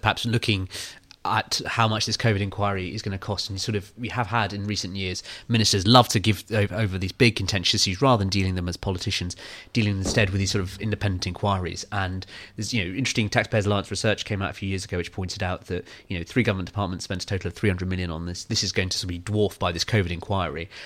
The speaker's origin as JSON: {"language": "English", "town": "Kew", "region": "London", "country": "United Kingdom", "tie": "born or raised there", "said": "I'm from Kew, right? So I grew up"}